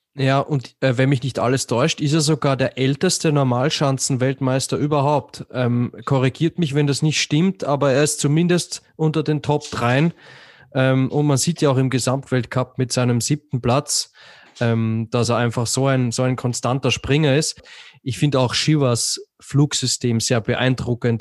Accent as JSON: {"language": "German", "country": "Austria", "said": "als Österreicher"}